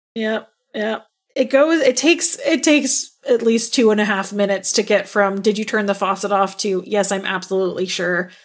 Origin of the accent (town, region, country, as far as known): Texas, United States; born or raised there